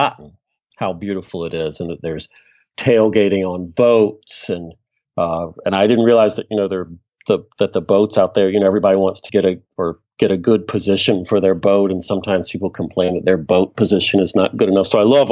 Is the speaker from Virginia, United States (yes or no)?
yes; Virginia, United States; moved away as an adult; I grew up in the South in Virginia